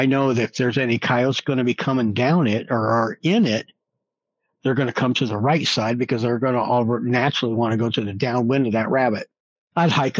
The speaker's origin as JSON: {"language": "English", "region": "Midwest", "country": "United States", "tie": "born or raised there", "moved": "yes", "lives_now": "New Mexico, United States", "said": "Growing up in the Midwest"}